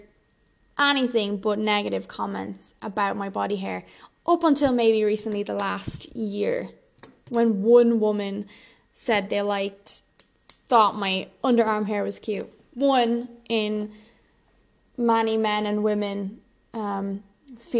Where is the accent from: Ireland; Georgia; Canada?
Ireland; I'm Irish and super pale